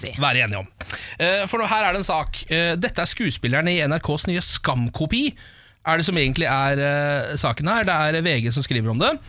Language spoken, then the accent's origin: Norwegian; Norway; jeg er norsk så langt inn i sjelen min